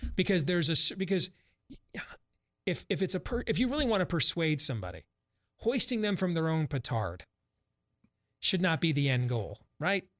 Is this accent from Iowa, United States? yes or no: yes; Iowa, United States; We're from Iowa